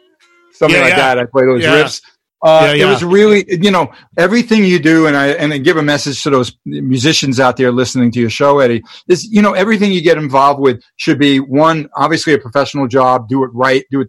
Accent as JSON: {"language": "English", "region": "New York", "country": "United States", "said": "being a New Yorker"}